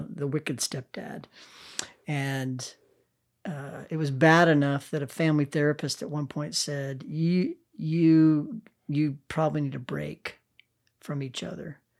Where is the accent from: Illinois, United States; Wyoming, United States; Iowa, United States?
Wyoming, United States; Cheyenne; now in Oklahoma City, United States; I grew up in Wyoming